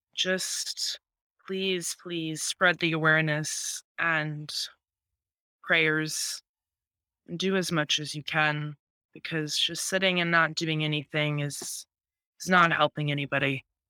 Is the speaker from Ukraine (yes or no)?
yes; Ukraine; moved away; I'm Ukrainian.